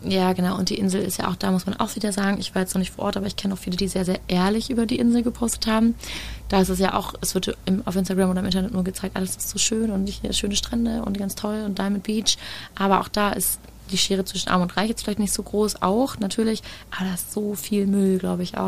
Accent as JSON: {"language": "German", "country": "Germany", "said": "wir Deutschen"}